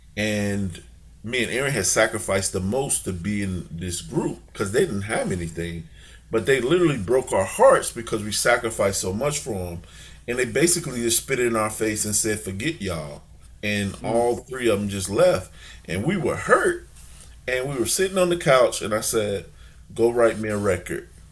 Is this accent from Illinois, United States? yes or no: yes; Chicago, Illinois, United States; also born or lived in St. Louis, Missouri; I grew up in Chicago, lived a little bit in in St. Louis